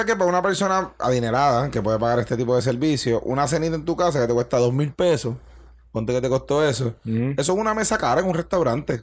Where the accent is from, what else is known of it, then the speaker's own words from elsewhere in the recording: Bayamón, Puerto Rico; also born or lived in Alicante; soy un retardado de Bayamón